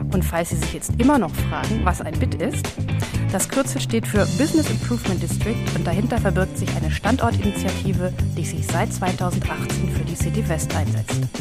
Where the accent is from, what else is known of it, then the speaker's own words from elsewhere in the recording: Berlin, Germany; als Berliner